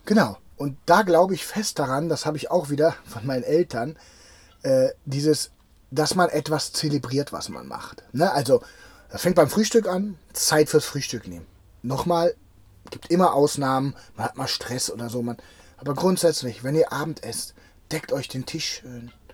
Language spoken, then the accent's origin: German; Cologne, North Rhine-Westphalia, Germany; meine Heimatstadt